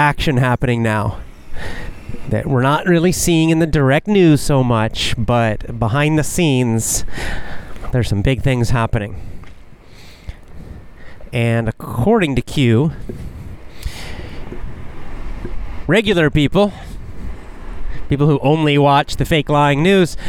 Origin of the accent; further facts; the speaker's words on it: the South, United States; also born or lived in Georgia / Florida; I was raised in the South, the southern part of the United States. Georgia, Florida, way down south.